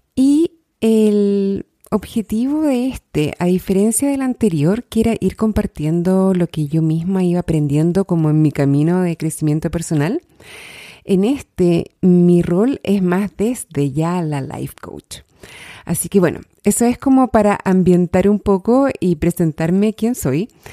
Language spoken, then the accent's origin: Spanish; Chile; soy chilena, soy life coach, vivo en Santiago de Chile